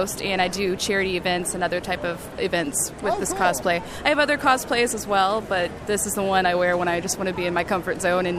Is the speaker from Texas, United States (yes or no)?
yes; Rowlett, Texas, United States; I'm from Rowlett.